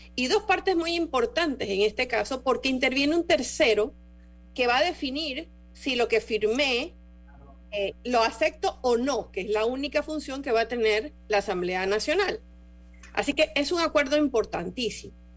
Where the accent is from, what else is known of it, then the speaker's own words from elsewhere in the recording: Panama; yo aquí me pongo como panameña